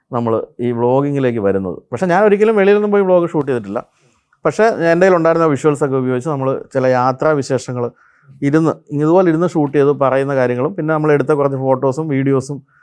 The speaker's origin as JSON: {"language": "Malayalam", "town": "Pampady", "region": "Kerala", "country": "India", "tie": "born or raised there", "said": "എന്റെ സ്വദേശം കോട്ടയത്തിനടുത്ത്"}